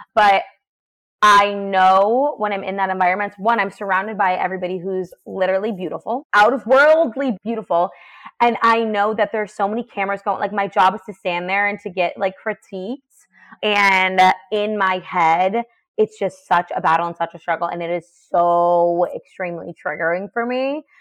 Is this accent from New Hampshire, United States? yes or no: yes; New Hampshire, United States; I'm a girl from New Hampshire.